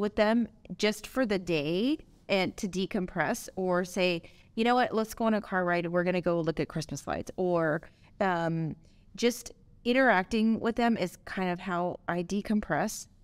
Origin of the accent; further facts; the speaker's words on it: Los Angeles, California, United States; also born or lived in Chicago; I was born and raised in Southern California. I'm from L A originally